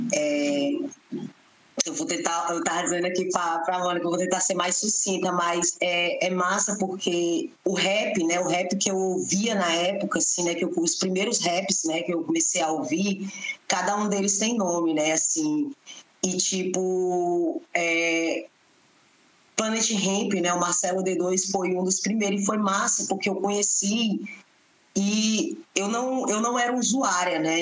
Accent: Fortaleza, Ceará, Brazil; sou moradora né, de periferia, nasci e me criei no Beco da Galinha

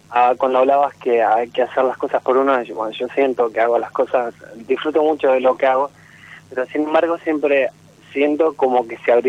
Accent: near Bahía Blanca, Buenos Aires Province, Argentina; Yo soy de Regaira cerca de Bahía Blanca.

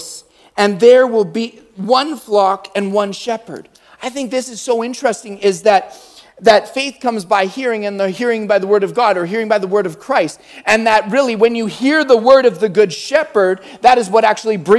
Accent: Calgary, Alberta, Canada; I'm from Calgary.

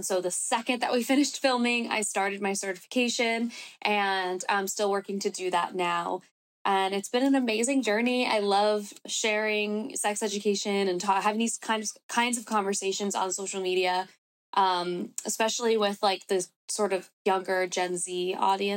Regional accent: New York City, New York, United States; also born or lived in Bronx, New York / Los Angeles; I was born and raised in New York.

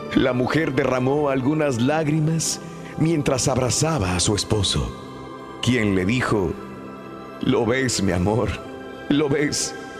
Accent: Mexico; cuando yo era niño, en mi pueblo, pues no había así rascacielos, pero sí pero tenía las ganas de conocer la Torre Latina latinoamericana, porque era un emblema para nuestro México

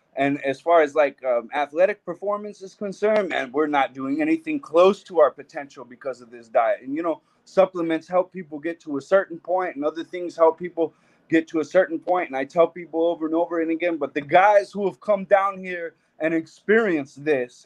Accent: Albuquerque, New Mexico, United States; my hometown Albuquerque

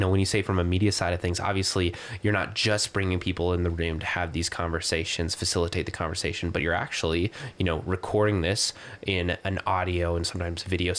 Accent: Missoula, Montana, United States; Like, I grew up in Missoula

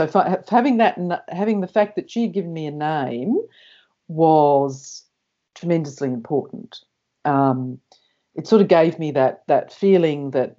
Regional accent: New Zealand; born there; Now, I was born in New Zealand, so I wrote to the New Zealand

